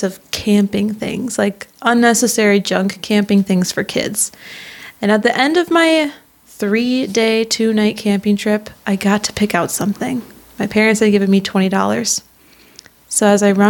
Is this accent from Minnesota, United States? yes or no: yes; Minnesota, United States; I am from Minnesota